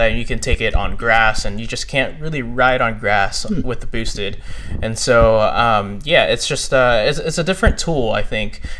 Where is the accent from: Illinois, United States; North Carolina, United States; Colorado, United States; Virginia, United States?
Virginia, United States; also born or lived in Texas / Tennessee; I actually kind of like started in Texas as like you know toddler, and then moved to Tennessee, um, and then I lived lived the bulk of my life in uh, Northern Virginia